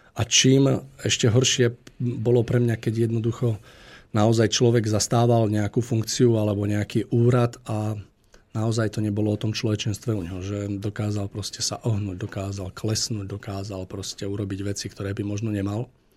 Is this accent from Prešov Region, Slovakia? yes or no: no; Liptovský Mikuláš, Žilina Region, Slovakia; u nás v Mikuláši